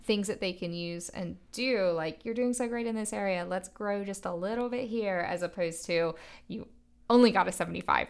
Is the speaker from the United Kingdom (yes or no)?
yes; England, United Kingdom; moved away; growing up in England and that being my personal educational experience